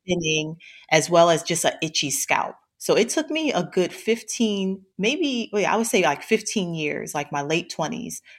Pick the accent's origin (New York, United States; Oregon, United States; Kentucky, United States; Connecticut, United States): New York, United States; New York City; I grew up in Brooklyn, New York. So I'm a born and bred Brooklynite